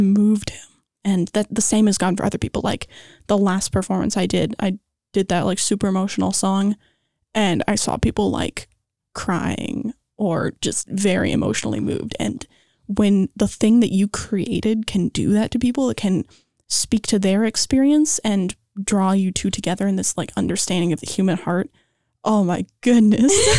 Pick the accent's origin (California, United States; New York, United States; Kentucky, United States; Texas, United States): California, United States; Los Angeles; I am from Los Angeles, born and raised